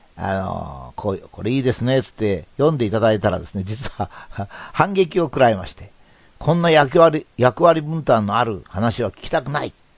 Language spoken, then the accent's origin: Japanese; Japan; そういう国に、まあ自分は偶然に生まれた